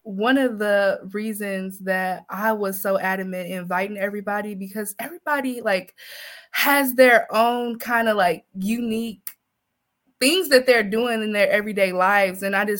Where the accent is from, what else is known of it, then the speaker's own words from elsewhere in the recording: Indiana, United States; I grew up in the Indiana foster care system